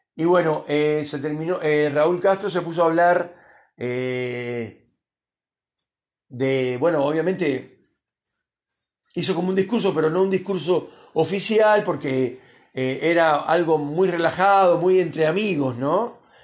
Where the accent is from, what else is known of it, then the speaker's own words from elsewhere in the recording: Cuba; moved away; el país de donde vengo yo, obviamente Cuba